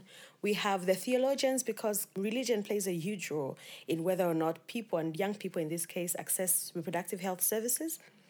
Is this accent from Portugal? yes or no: no; Zambia; from Zambia.